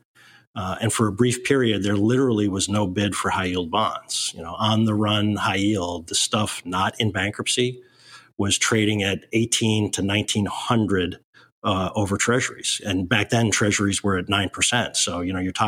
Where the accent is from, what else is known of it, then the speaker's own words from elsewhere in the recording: Sleepy Hollow, New York, United States; also born or lived in Boston / North Carolina; I grew up in Sleepy Hollow, New York, which is just outside of New York City.